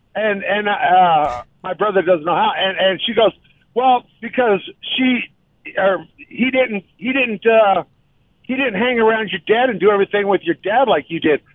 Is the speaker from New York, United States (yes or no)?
no; Colorado, United States; growing up in Colorado